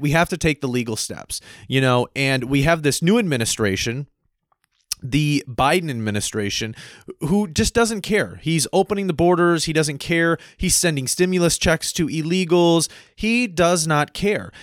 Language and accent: English; United States; me as an American citizen lived here my whole life, born here